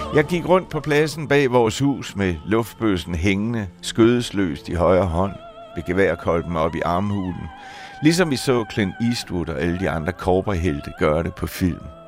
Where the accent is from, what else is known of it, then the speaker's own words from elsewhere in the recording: just south of Lammefjorden, West Zealand, Denmark; på min hjemmeegn, der var jeg vokset op i en lille stationsby ude på Vestjylland, lige syd for Lammefjorden